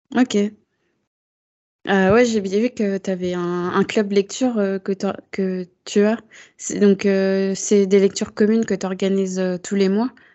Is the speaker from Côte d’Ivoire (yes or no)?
no; France; en tant que française, euh, enfin vivant en métropole